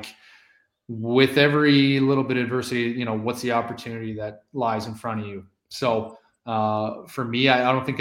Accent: Maple Ridge, British Columbia, Canada; growing up in Maple Ridge

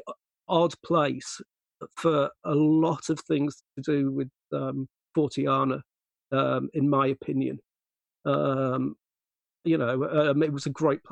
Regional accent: Guisborough, North East England, United Kingdom; born or raised there; also born or lived in Middlesbrough

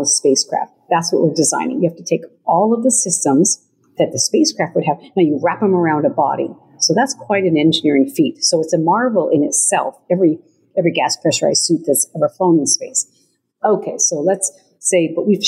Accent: Montana, United States; moved away as an adult; I was a young lady growing up in Montana

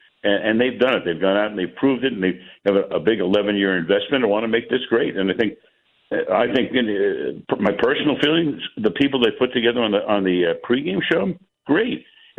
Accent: New York City, New York, United States; as a kid growing up in New York, New Yorkers, they love sports.

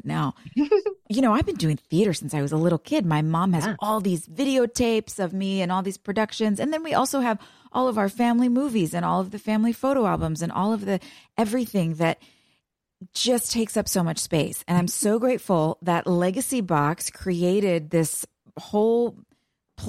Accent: Waldwick, New Jersey, United States; also born or lived in Florida; I was born in Florida, but yeah, I lived in New Jersey for most of my life.

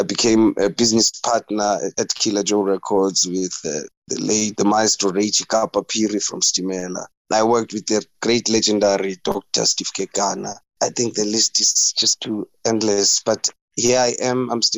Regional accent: Katlehong, east of Johannesburg, Gauteng, South Africa; from Guatemala in the east end of Johannesburg, Gauteng.

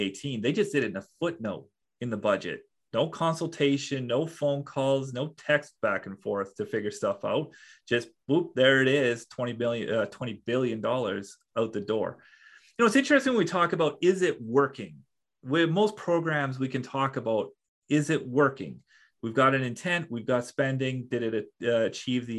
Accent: Saskatchewan, Canada; I'm from Saskatchewan.

